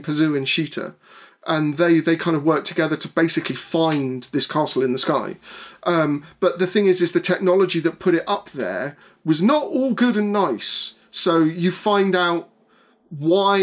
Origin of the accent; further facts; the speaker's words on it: England, United Kingdom; I'm from England.